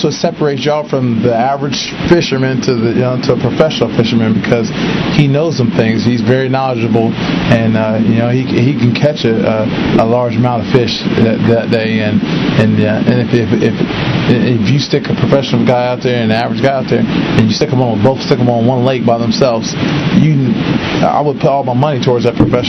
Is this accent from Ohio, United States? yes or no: yes; Ohio, United States; I'm from Ohio